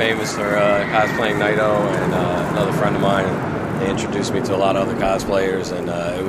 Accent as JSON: {"language": "English", "region": "New Jersey", "country": "United States", "said": "I'm from New Jersey."}